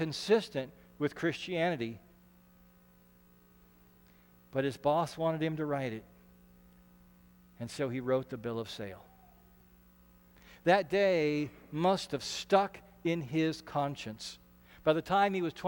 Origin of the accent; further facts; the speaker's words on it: Ashland, Nebraska, United States; I grew up in Ashland, Nebraska